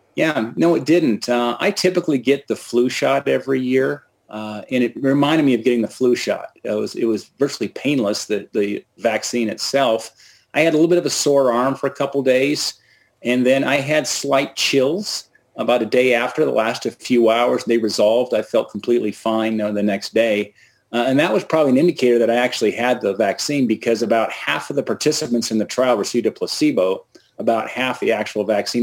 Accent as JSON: {"language": "English", "town": "Bozeman", "region": "Montana", "country": "United States", "tie": "born or raised there", "said": "my hometown of Bozeman, Montana."}